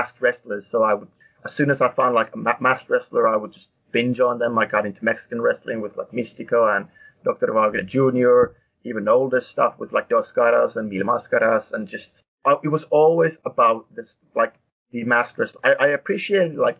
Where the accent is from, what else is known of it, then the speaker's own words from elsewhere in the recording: Finland; moved away as an adult; now in United Kingdom; growing up in Finland watching wrestling